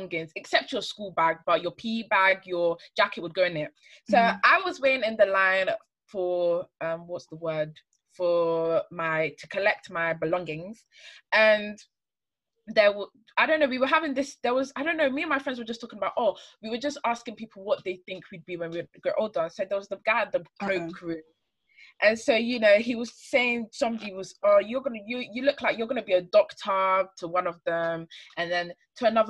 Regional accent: Ghana; a cultural practice that we had in Ghana. I'm Ghanaian

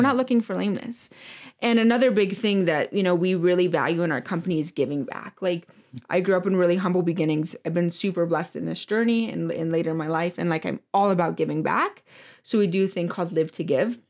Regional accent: Michigan, United States; moved away; I'm from Michigan originally

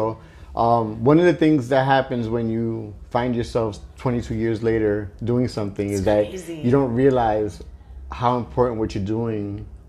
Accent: New York City, New York, United States; When I grew up in East New York, Brooklyn

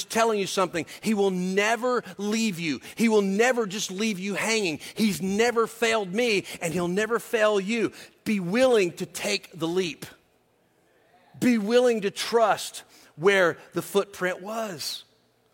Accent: the South, United States; I'm from the South, so that's always my reference point.

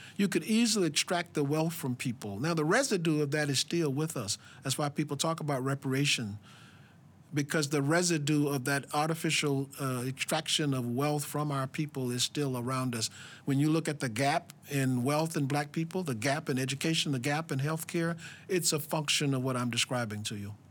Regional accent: Alabama, United States; I was born in Alabama in the, in the belly of, uh, of, of apartheid in America

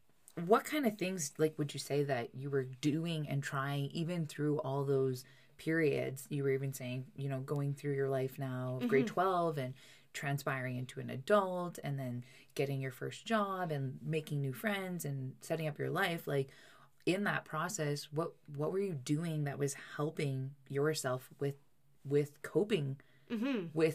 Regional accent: England, United Kingdom; You know what in I'm English, about? We know them as Russian nesting dolls.

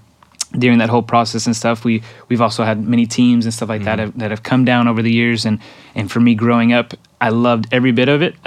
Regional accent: Mexico; first language Spanish; English is a second language; And so Mexico is home for me. And I did grow up there.

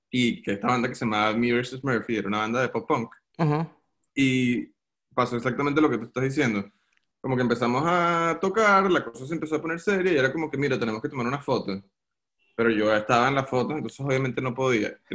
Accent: Venezuela; now in United States; yo cuando estaba en Venezuela, yo me mudé de Venezuela en el 2009 o 2010, hace bastante tiempo. Y cuando llegué a Estados Unidos

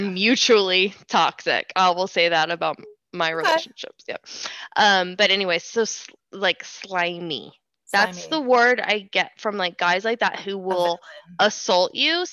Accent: Dallas, Texas, United States; now in Austin, United States; I'm from Dallas.

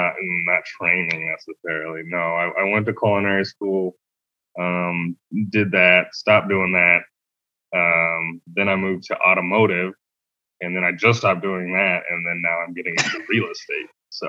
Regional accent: Denver, Colorado, United States; moved away as an adult; now in Austin, United States; originally I'm from Denver, Colorado, born and raised. I just moved out here in Austin end of August 2020, so pretty during Corona.

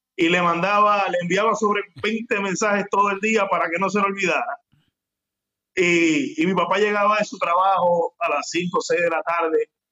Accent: Ponce, Puerto Rico; also born or lived in Juana Díaz, Puerto Rico; soy un joven eh, puertorriqueño, eh, actualmente tengo 32 años, soy de Ponce, Puerto mm. Rico

